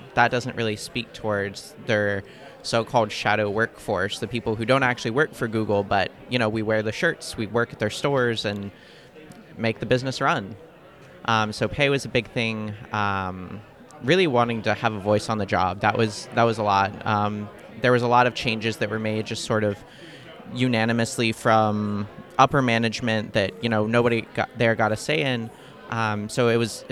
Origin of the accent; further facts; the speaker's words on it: Kansas City, Missouri, United States; I'm also from Kansas City, Missouri